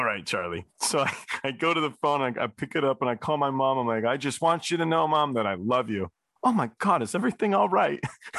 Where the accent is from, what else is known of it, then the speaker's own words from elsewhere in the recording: England, United Kingdom; I'm English. My mom's English.